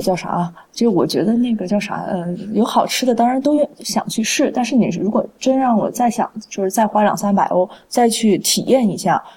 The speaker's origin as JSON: {"language": "Chinese", "region": "Guizhou", "country": "China", "said": "我是来自，呃，来自那个贵州嘛，所以我们，我们家那个地方少数民族比较多"}